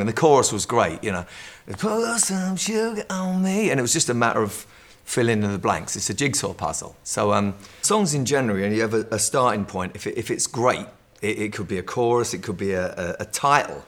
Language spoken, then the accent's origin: English; London, United Kingdom; I'm from London